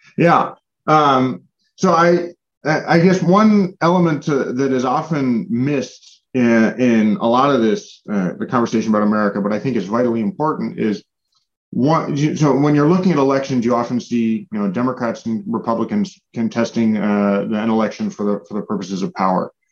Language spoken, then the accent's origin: English; United States; as an American